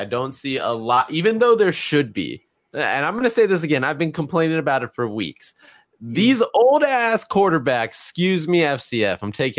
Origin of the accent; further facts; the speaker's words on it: Georgia, United States; I'm from Georgia.